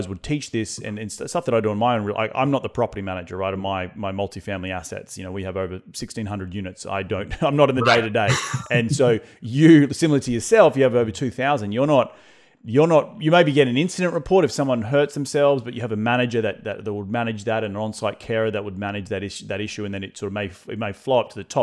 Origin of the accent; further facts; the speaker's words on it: Australia; now in United States; being an Australian coming